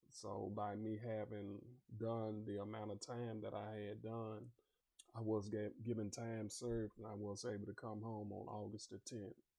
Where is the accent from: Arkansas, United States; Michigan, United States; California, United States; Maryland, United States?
Arkansas, United States; Little Rock; I'm originally from Little Rock, Arkansas. I grew up in uh, the Granite Mountain Housing Projects.